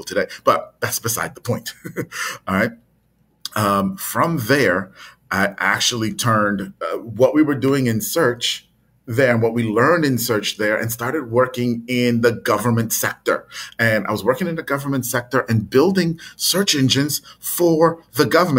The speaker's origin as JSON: {"language": "English", "country": "Trinidad & Tobago", "tie": "born or raised there"}